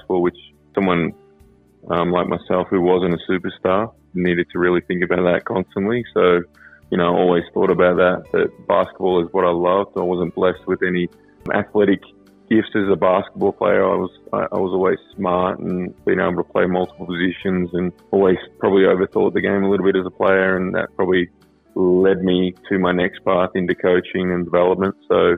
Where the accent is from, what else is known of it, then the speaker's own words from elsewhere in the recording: Melbourne, Victoria, Australia; also born or lived in Coffs Harbour; moved back to my hometown of Melbourne